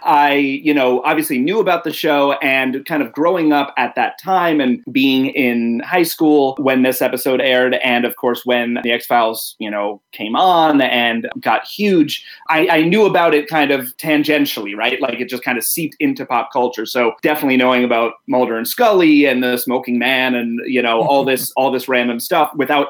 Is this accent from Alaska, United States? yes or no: no; New York City, New York, United States; I'm from New York City. And so I, you know, grew up in an apartment building